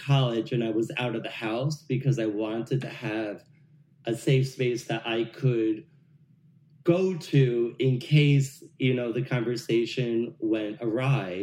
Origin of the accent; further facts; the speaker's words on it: New Jersey, United States; I grew up in North Jersey